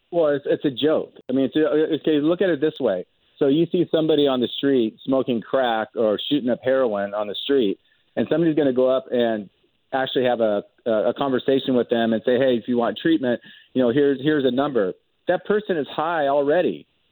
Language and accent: English; Medford, Oregon, United States; also born or lived in Portland, Oregon; I grew up in Oregon. Um, would come to Portland from from up from Medford